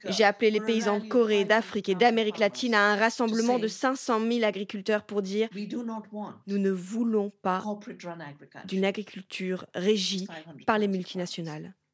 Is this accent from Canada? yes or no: no; India; Je suis née en Inde.